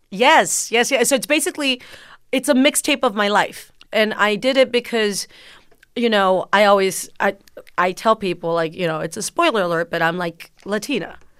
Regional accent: McAllen, Texas, United States; first language Spanish; English is a second language; growing up in McAllen, Texas, down south

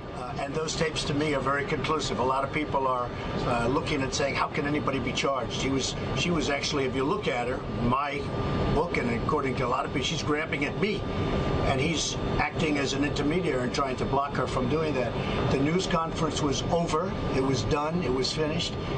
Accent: Michigan, United States; I'm from Michigan.

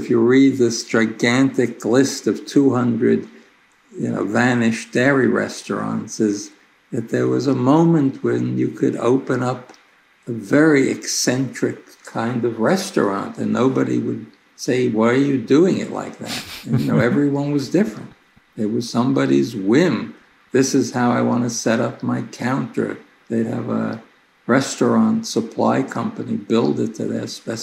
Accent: New York City, New York, United States; I grew up in Brooklyn

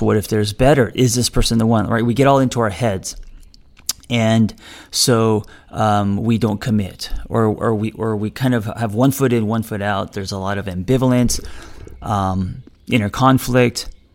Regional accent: United States; I am also an American

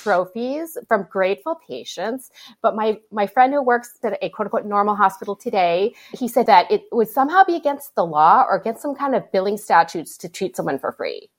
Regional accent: Hibbing, Minnesota, United States; I grew up in Hibbing

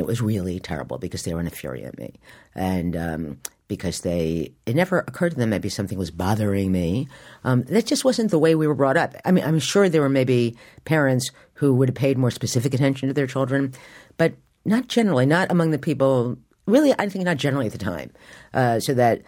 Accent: Morristown, New Jersey, United States; now in New York, United States; I grew up in Morristown, New Jersey, and when I was growing up, it was a small town.

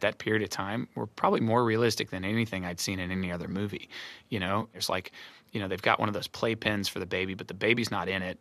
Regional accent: Arkansas, United States; I grew up in Arkansas

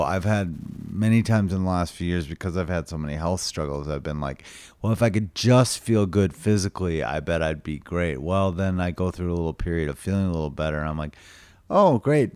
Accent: St. Louis Park, Minnesota, United States; also born or lived in Chicago, Illinois / Austin, Texas; I grew up in Saint Louis Park

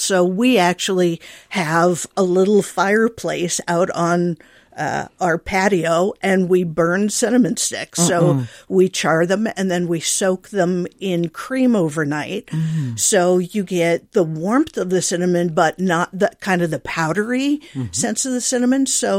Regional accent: Iowa, United States; So like the macadamia one, we were traveling in Hawaii, and I grew up in Iowa.

